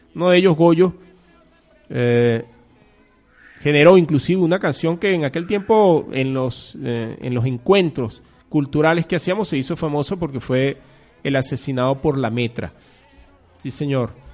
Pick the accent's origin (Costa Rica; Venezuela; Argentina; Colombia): Venezuela; somos los venezolanos